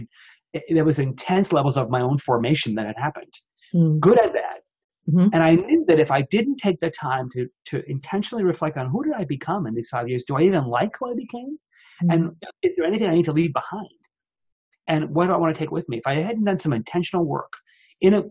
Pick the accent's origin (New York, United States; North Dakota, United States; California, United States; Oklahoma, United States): New York, United States; moved away as an adult; now in Seattle, United States; I was from New York